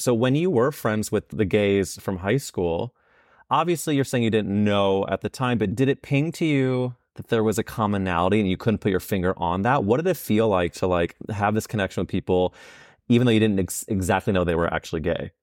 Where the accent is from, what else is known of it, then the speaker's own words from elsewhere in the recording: St. Louis, Missouri, United States; I'm from Saint Louis, where there's an area called Forest Park